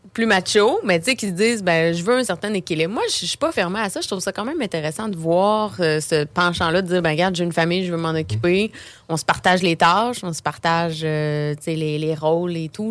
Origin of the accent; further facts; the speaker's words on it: Beauce, Quebec, Canada; moved away as an adult; now in Quebec City, Canada; je viens de la Beauce